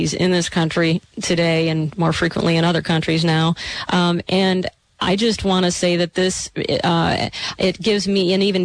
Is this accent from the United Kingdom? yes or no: no; Michigan, United States; growing up in Michigan